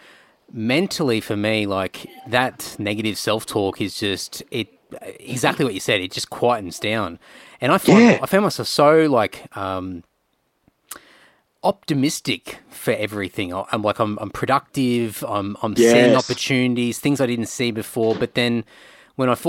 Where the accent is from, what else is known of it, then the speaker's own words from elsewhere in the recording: Rockhampton, Queensland, Australia; I grew up in Rocky